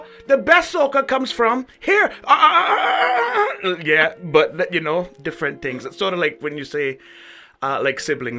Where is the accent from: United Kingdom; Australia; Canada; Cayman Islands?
Cayman Islands; I'm from the Cayman Islands, but I've only been to Jamaica.